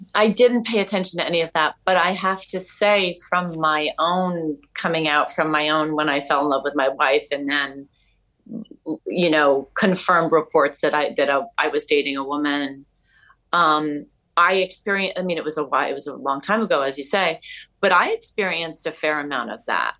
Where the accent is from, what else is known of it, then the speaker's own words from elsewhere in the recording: New York City, New York, United States; I'm a New Yorker